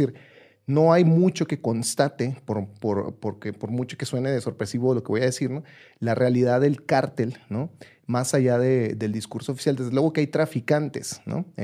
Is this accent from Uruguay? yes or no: no; Ciudad Juárez, Chihuahua, Mexico; yo soy de Ciudad Juárez originalmente